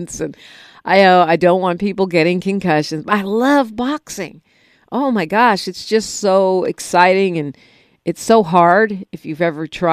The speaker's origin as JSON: {"language": "English", "town": "San Francisco", "region": "California", "country": "United States", "tie": "born or raised there", "said": "I grew up in San Francisco"}